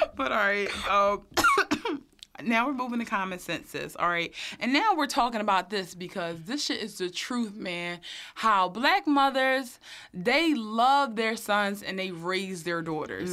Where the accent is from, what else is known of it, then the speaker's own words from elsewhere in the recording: Philadelphia, Pennsylvania, United States; I'm from North Philly too